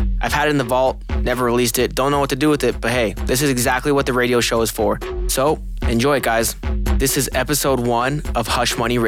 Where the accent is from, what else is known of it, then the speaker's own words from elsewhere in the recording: Haiti; also born or lived in Pennsylvania / Miami; now in Los Angeles, United States; I'm originally from Pennsylvania. I grew up in Haiti, moved to Miami, and now I'm also in LA.